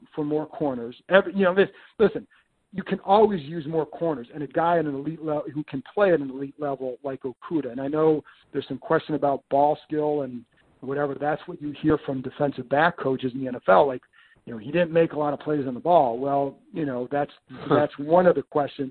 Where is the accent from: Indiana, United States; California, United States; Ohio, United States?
Ohio, United States; Lakewood; I grew up in Lakewood.